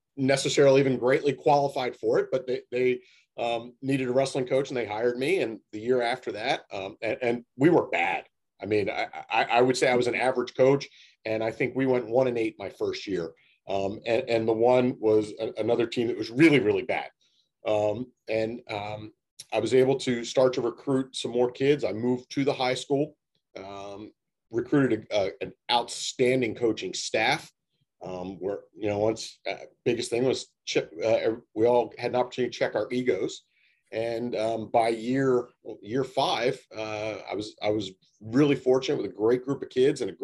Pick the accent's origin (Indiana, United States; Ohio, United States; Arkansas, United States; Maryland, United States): Maryland, United States; Towson; I'm a Maryland guy, born and bred. I grew up in Towson, Maryland